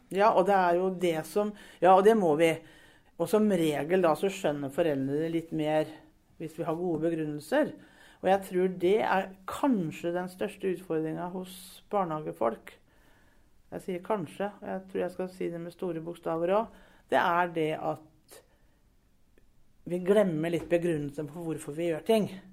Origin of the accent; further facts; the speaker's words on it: Brevik, Telemark, Norway; moved away as an adult; now in Sarpsborg, Norway; Brevik. Skikkelig Brevik-jente